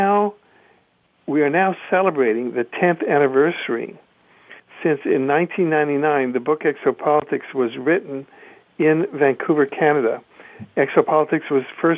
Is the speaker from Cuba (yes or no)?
yes; Cuba; my mother's family is from Cuba, and I grew up in Cuba